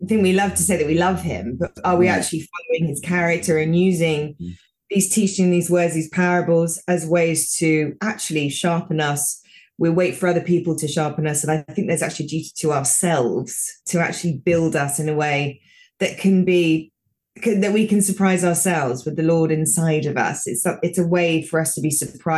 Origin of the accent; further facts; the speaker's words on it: United Kingdom; moved away; also born or lived in United States; I'm British